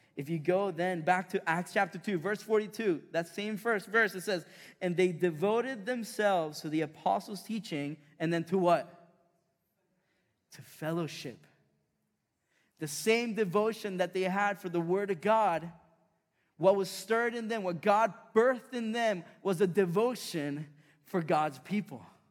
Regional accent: Chile; moved away; I grew up in South America, in Chile

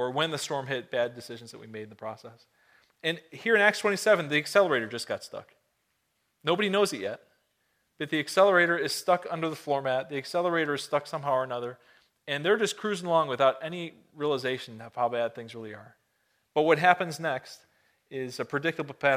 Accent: Buffalo, New York, United States; moved away; I was born and raised in the Buffalo, Niagara area

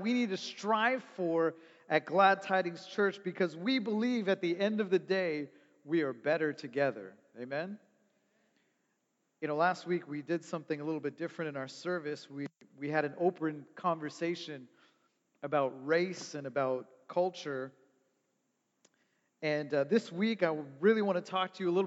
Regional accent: Toronto, Ontario, Canada; I grew up in Toronto.

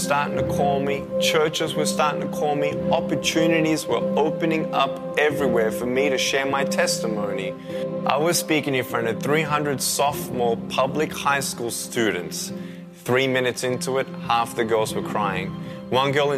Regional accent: Melbourne, Victoria, Australia; I was born in Melbourne, Australia, 1982

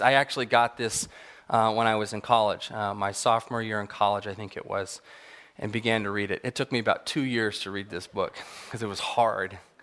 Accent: Apple Valley, California, United States; I grew up in Southern California in the high desert, Apple Valley

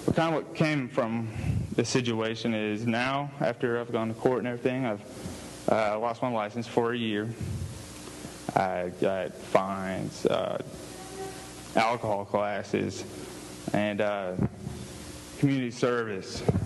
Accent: Houston, Texas, United States; where I was born and raised in Houston, Texas

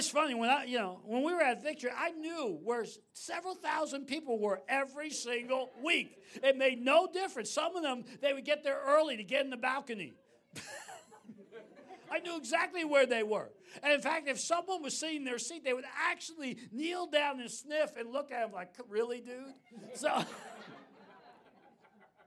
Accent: New York City, New York, United States; I grew up in New York City, my dad was prominent

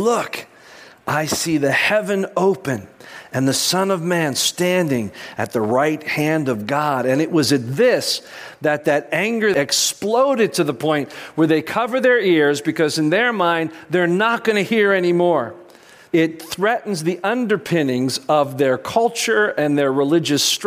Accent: United States; as American Christians

